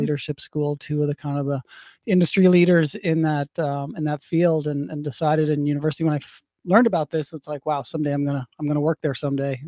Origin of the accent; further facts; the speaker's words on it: St. John's, Newfoundland and Labrador, Canada; I grew up in Saint John's, Newfoundland, on the east coast of Canada